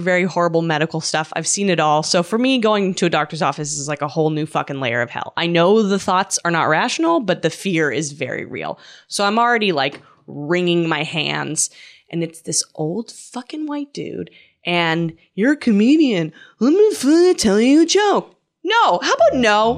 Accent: Canada; I'm from Canada

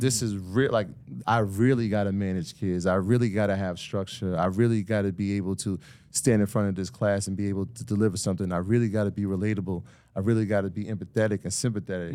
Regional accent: Greenburgh, New York, United States; also born or lived in South Bronx, New York / Jamaica (ancestry); I was born there, but I was definitely raised in Greenberg

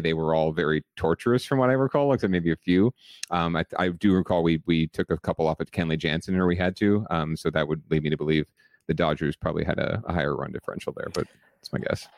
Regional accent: San Jose, California, United States; also born or lived in Los Angeles; I was raised in San Jose

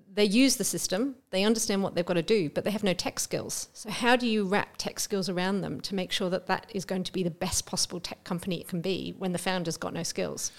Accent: England, United Kingdom; moved away as an adult; also born or lived in Melbourne, Australia; now in Australia; I am English

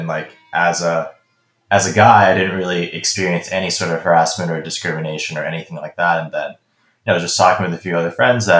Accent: Hong Kong; also born or lived in Beijing, China; growing up in Asia. So in Hong Kong and Beijing, when I was growing up

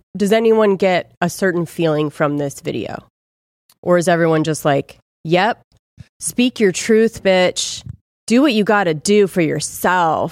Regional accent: Ojai, California, United States; I'm from Ojai

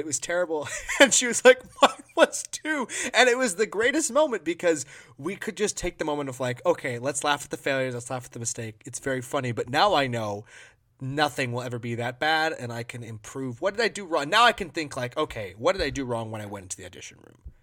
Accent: Maui, Hawaii, United States; moved away as an adult; now in Minnesota, United States; I'm a Maui boy. I grew up in Hawaii.

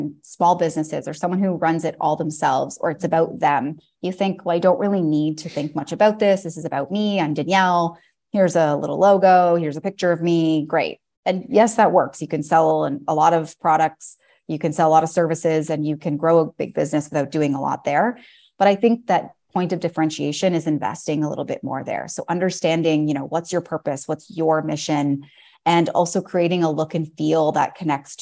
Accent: Toronto, Ontario, Canada; now in Paris, France; I'm from Toronto originally and now live in Paris, France.

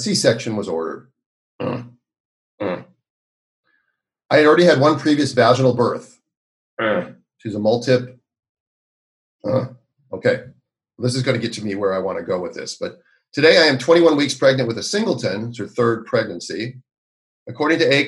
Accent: Minneapolis, Minnesota, United States; moved away as an adult; how's my hometown these days

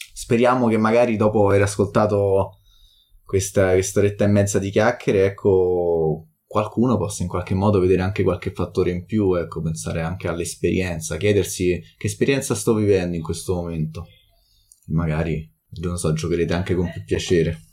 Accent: Italy; siamo italiani

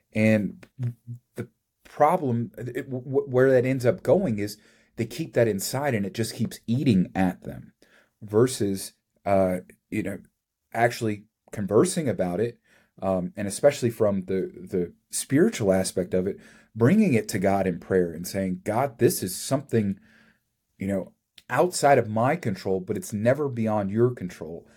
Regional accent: Kentucky, United States; I grew up in Kentucky

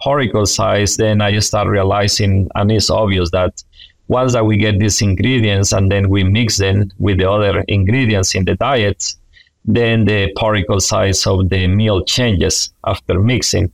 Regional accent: Honduras; moved away as an adult; also born or lived in North Carolina, United States; now in Alabama, United States; I am originally from Honduras

